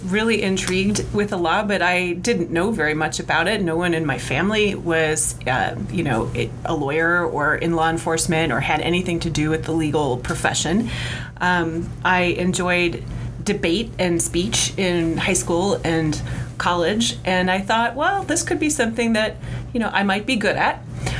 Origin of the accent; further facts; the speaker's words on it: Chicago, Illinois, United States; moved away as an adult; now in Seattle, United States; I am a Chicago girl, born and bred, but I found myself here in Seattle about 19 years ago